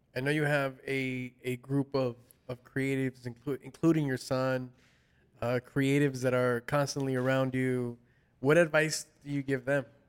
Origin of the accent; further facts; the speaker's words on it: Los Angeles, California, United States; from Los Angeles uh, myself